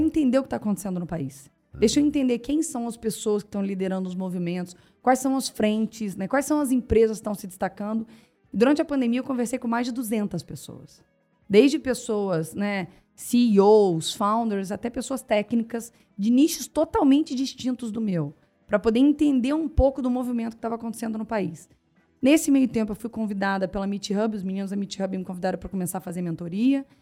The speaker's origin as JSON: {"language": "Portuguese", "town": "Barra Mansa", "region": "Rio de Janeiro", "country": "Brazil", "tie": "born or raised there", "also_born_or_lived": "Três Rios", "moved": "as an adult", "said": "eu nasci em Três Rios, cresci em Barra Mansa e fui para o Rio de Janeiro fazer faculdade"}